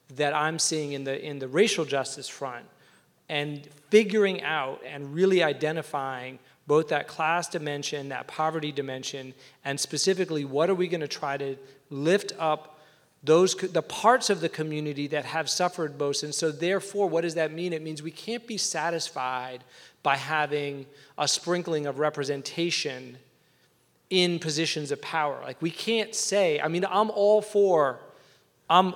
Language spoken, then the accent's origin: English; Atlanta, Georgia, United States; moved away; where I grew up in Atlanta, two blocks from my house